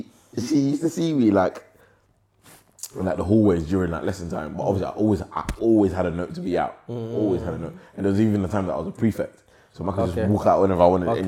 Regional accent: England, United Kingdom; also born or lived in Africa; I was born in Africa, obviously, but I came to England. Lived your life here? Yeah, I lived my whole life. I came here as a baby. I came to the UK as a baby.

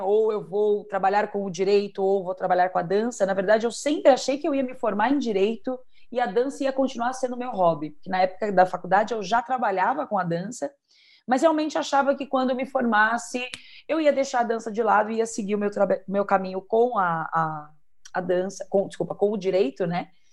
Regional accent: Brazil; nós somos brasileiras

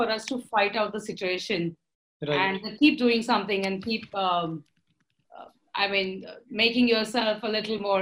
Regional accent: Pune, Maharashtra, India; I'm from Pune. My family and everybody, we always belong to this educational city.

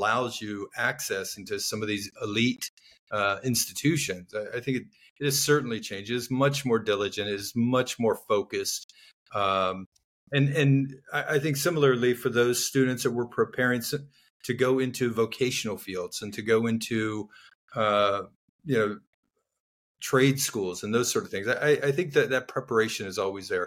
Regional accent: Miami, Florida, United States; Growing up in Miami, Florida, youngest of four

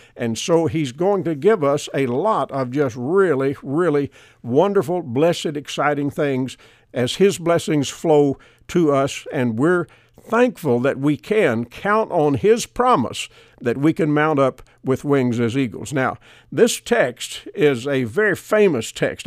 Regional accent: United States; because I live here in America, I was born in America, I'm an American citizen

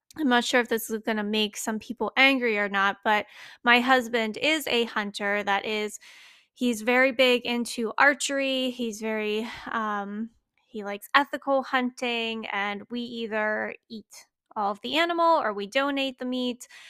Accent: Pennsylvania, United States; I grew up in Old MacDonald, had a farm, uh, Pennsylvania

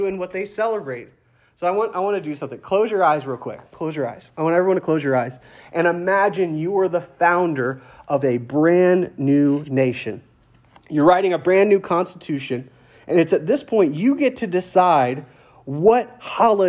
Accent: Lafayette, Louisiana, United States; I'm from Lafayette, Louisiana, for instance, and that town is at the heart of Cajun country

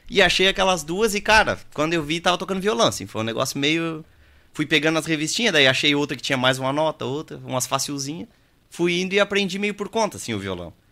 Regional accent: Palmares do Sul, Rio Grande do Sul, Brazil; born there; eu nasci lá em Palmares e o pai e a mãe sempre gostaram de ir a baile, assim.

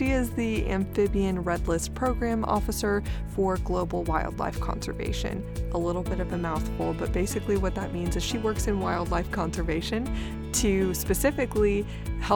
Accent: Gulf Coast, United States; growing up on the Gulf Coast

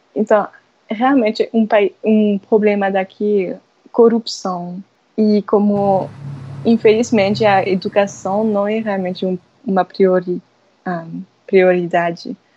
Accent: France; Portuguese is a second language; moved away as an adult; now in Natal, Brazil; eu sou francesa

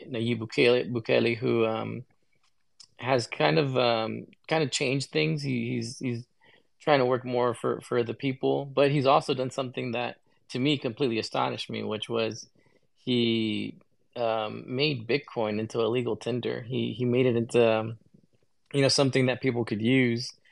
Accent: United States; I was born here in the United States

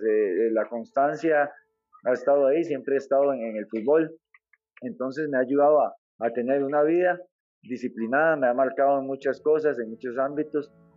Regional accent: San José, Costa Rica; yo soy de Pavas, soy, para nadie es un secreto que es un barrio marginal

